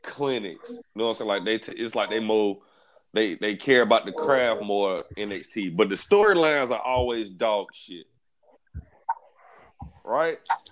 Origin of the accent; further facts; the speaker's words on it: Alabama, United States; now in Florida, United States; I'm from Alabama. I just live in Florida.